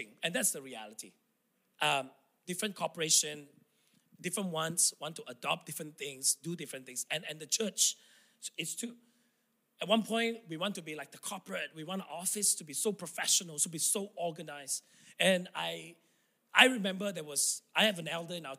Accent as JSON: {"language": "English", "town": "Tawau", "region": "Sabah", "country": "Malaysia", "tie": "born or raised there", "second_language": "English", "moved": "yes", "said": "true blue Sabahan, I love this state. This is where I was born, I grew up."}